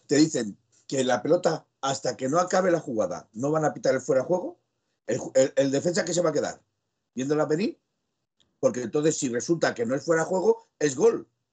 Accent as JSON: {"language": "Spanish", "region": "Aragon", "country": "Spain", "said": "como buen maño"}